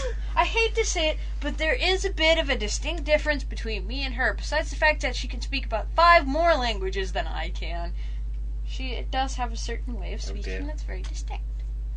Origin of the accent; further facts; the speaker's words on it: United States; moved away; I'm American.